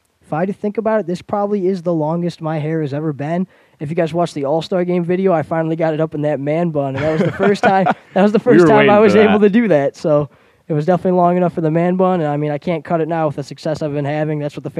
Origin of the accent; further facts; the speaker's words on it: New York, United States; I'm from New York, for some of you guys who don't know, and he played for the New York Mets, so I loved watching Jose Reyes.